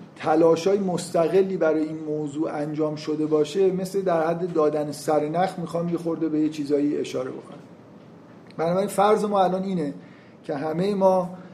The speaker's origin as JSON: {"language": "Persian", "country": "Iran", "said": "ما تو ایران فکر کنم قید بعدیمون اینه که ایرانی هستیم"}